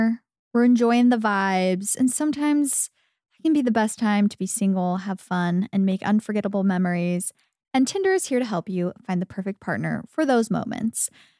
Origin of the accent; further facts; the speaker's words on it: Arizona, United States; As a little girl growing up in Arizona, wanting to be that girl so bad.